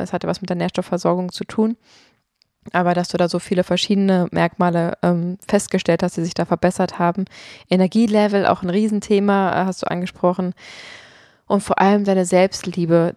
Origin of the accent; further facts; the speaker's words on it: Potsdam, Brandenburg, Germany; also born or lived in Berlin / London; Ich bin in Potsdam aufgewachsen und klar, ich habe auch mal in Berlin und London gelebt